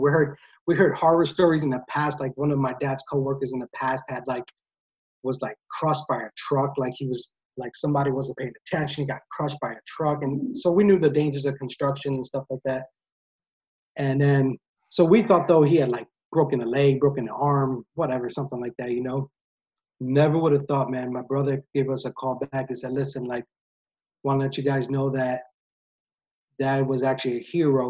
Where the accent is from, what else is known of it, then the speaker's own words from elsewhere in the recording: PA, Pennsylvania, United States; also born or lived in Drexel Hill, Pennsylvania; my hometown in PA